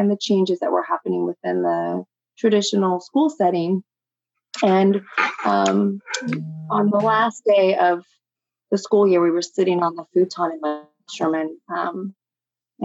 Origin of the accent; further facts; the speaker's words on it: Humboldt County, California, United States; I grew up in Humboldt County